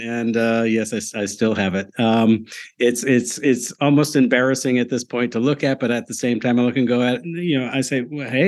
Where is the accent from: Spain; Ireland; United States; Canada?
United States; Chicago, Illinois; I grew up in the Chicago area, the northern suburbs and all that. So from the land of Lincoln.